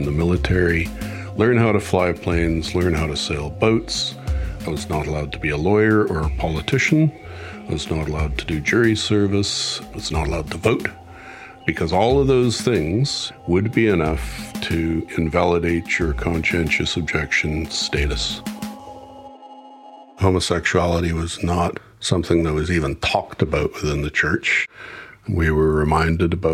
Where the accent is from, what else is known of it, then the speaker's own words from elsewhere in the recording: Vancouver, British Columbia, Canada; now in Masterton, New Zealand; I was born in Grace Hospital, Vancouver